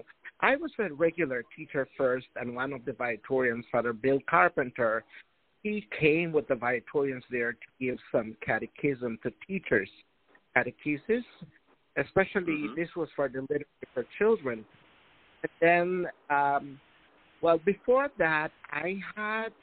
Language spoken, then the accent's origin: English; Chunox, Corozal District, Belize; I was born in a village of Chinoche, Corozal, Belize. I grew up there with my family